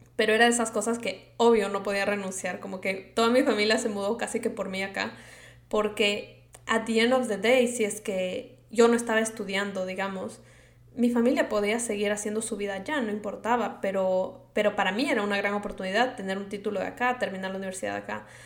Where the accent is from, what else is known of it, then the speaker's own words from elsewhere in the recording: Quito, Pichincha, Ecuador; accent: Latino; moved away as an adult; now in United States; yo soy de Quito, Ecuador, y yo nací allá, me crié toda mi vida allá